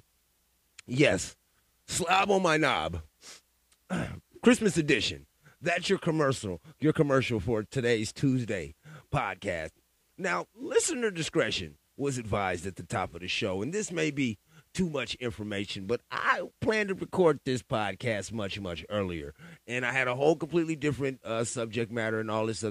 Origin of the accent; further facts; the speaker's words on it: West Coast, United States; I'm from the West Coast